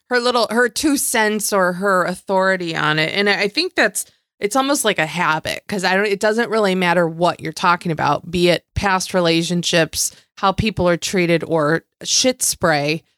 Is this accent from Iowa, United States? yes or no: no; Western New York, United States; I come from the Western New York area where I say mom and dad.